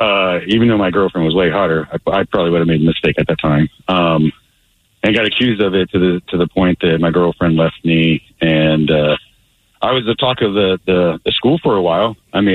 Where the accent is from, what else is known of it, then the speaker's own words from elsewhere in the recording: Granite Falls, United States; I'm from Granite Falls, and there ain't no meth heads out here.